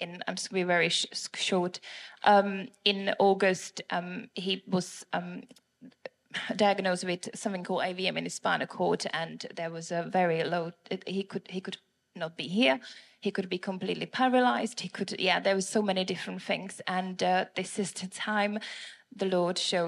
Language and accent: English; Prague, Czechia; moved away as an adult; now in England, United Kingdom; my accent is from Prague, Czech Republic